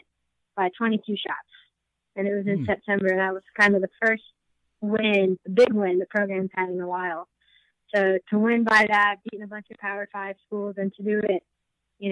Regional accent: New Jersey, United States; I'm from New Jersey, so it kind of feels a little bit like home

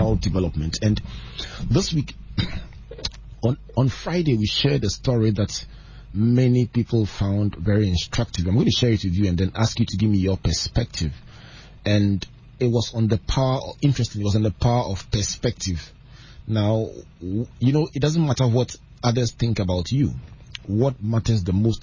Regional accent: Takoradi, Western Region, Ghana; I grew up in Tadi

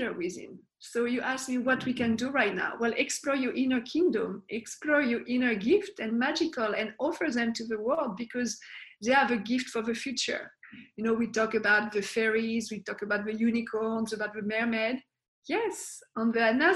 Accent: France; moved away; I was born in France

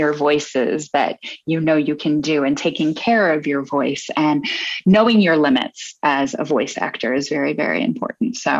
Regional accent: Midwest, United States; moved away; also born or lived in New York; I'm originally from the Midwest

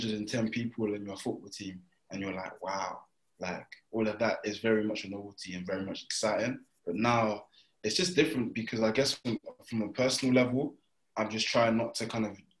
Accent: United Kingdom; moved away; I'm from Brighton.

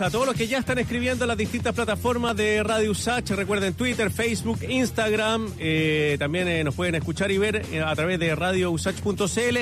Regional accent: Santiago, Santiago Metropolitan Region, Chile; los que somos de acá de Santiago

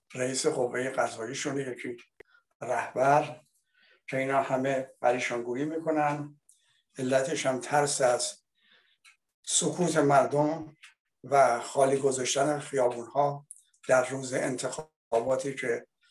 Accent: Iran; now in France; من به عنوان یک ایرانی

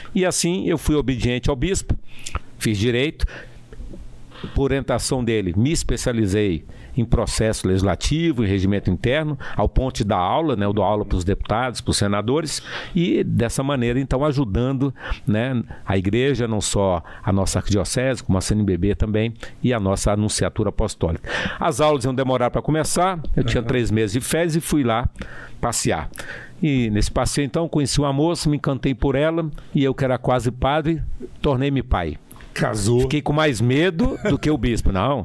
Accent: Brasília, Federal District, Brazil; Eu, eu nasci em Brasília, mas a minha família toda é do estado do Piauí

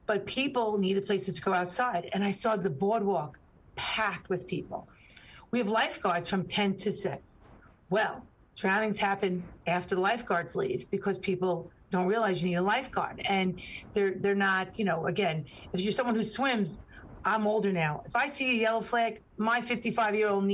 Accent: New York City, New York, United States; a child born and raised on the Rockaway Peninsula, the ocean on one side, Jamaica Bay on another, born and raised

